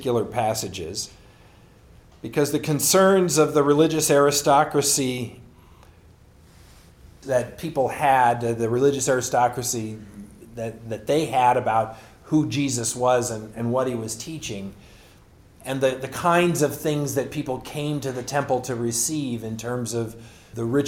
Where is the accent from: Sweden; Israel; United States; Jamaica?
United States; California; moved away as an adult; now in Pacific Northwest, United States; the churches that I grew up in California